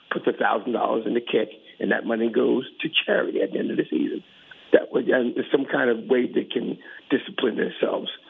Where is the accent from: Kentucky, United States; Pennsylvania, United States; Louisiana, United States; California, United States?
Pennsylvania, United States; Philadelphia; now in New Jersey, United States; I'm uh, right outside of Philadelphia. I'm, a, South, I'm from South Philly originally.